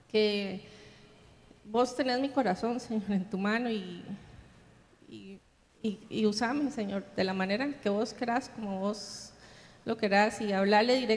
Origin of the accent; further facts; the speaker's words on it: Viña del Mar, Valparaíso, Chile; Aquí los que, los que somos de Viña estamos acostumbrados a, las, a, que hablamos mucho de las heridas del pasado, ¿verdad?